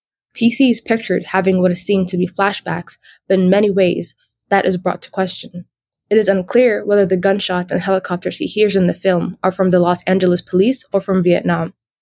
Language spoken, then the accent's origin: English; Ethiopia; Like Haile Gerima, I was born in Ethiopia.